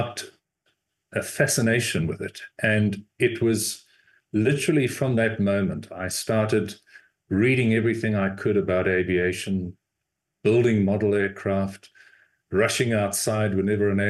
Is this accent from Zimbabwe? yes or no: yes; Zimbabwe; moved away; also born or lived in South Africa; I actually was born and raised in Rhodesia, which is now Zimbabwe